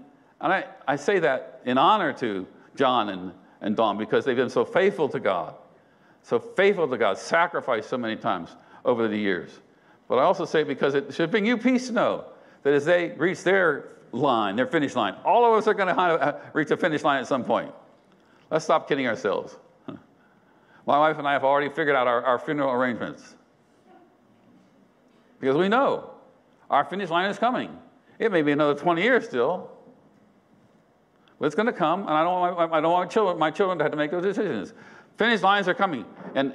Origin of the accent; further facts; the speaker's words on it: United States; I'm an American